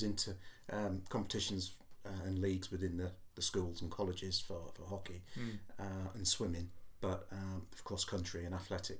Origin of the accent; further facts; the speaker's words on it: North Wales, United Kingdom; moved away as an adult; now in Portsmouth, United Kingdom; Growing up in Wales